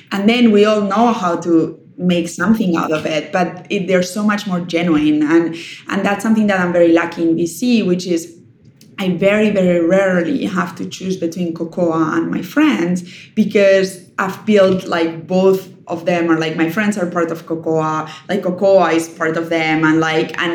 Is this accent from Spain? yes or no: yes; Spain; English is a second language; I'm from Spain. Like hosting people is what we do.